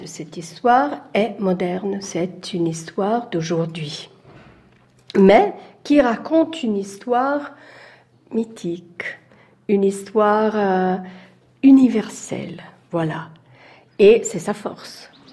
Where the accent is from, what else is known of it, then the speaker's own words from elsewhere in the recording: Italy; je suis italienne